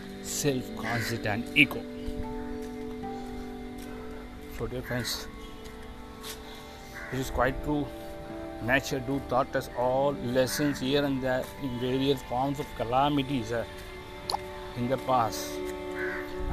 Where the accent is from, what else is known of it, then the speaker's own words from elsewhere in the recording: India; from India